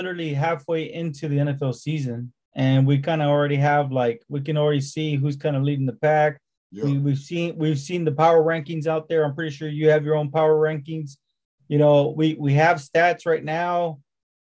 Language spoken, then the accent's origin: English; Texas, United States; I'm from Texas